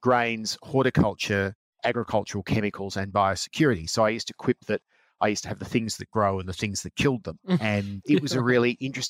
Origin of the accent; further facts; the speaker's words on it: Geelong, Victoria, Australia; moved away as an adult; also born or lived in Canberra; now in Sydney, Australia; I grew up in Geelong